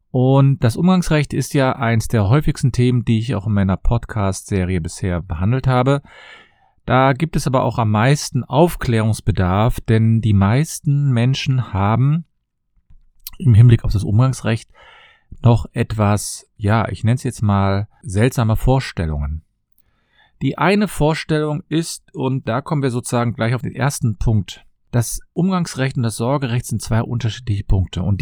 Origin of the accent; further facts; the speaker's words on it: Cologne, North Rhine-Westphalia, Germany; ich komme aus Köln und ich freue mich, dass du wieder dabei bist.